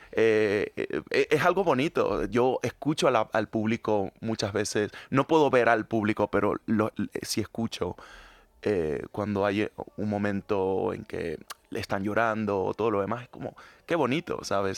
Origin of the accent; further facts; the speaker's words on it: Panama; now in Madrid, Spain; Yo soy panameño, latinoamericano